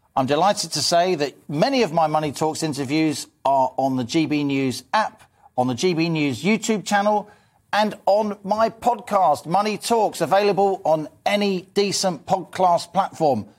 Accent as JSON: {"language": "English", "region": "London", "country": "United Kingdom", "said": "I'm a Londoner, as you, as you, as you can hear"}